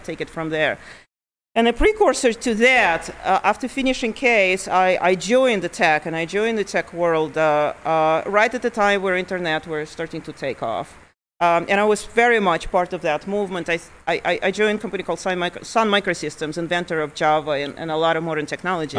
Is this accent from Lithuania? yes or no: yes; Lithuania; also born or lived in Ukraine; now in Montana, United States; I was born in Ukraine. I was about ten years old when my family moved to Lithuania, and so I grew up in Lithuania